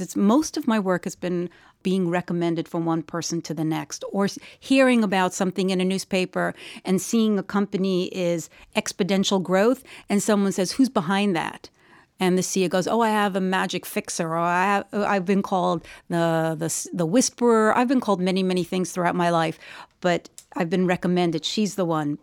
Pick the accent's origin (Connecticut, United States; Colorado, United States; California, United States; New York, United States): New York, United States; I was born in New York, New York